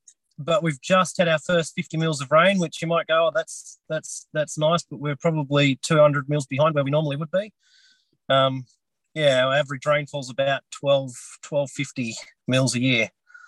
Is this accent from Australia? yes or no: yes; Sisters Creek, Tasmania, Australia; born or raised there